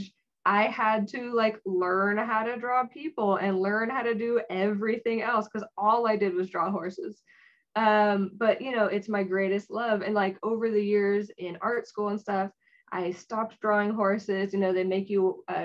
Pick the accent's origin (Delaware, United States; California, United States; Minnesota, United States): California, United States; San Jose; I was from San Jose. So I got to stay at home with my parents